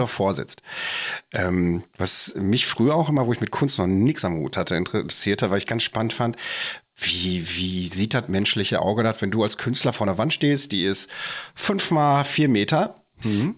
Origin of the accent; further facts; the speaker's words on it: Bochum, North Rhine-Westphalia, Germany; bei uns in Bochum